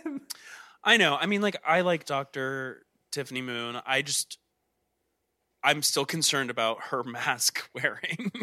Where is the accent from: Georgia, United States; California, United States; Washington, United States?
Georgia, United States; I'm from Georgia.